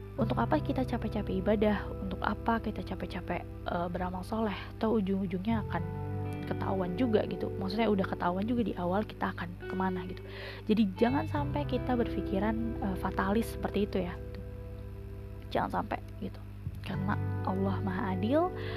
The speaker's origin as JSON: {"language": "Indonesian", "country": "Indonesia", "said": "kita lahir di Indonesia"}